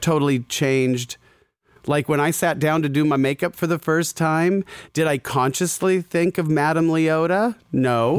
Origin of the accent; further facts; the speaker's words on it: Scottsdale, Arizona, United States; I grew up in Scottsdale, Arizona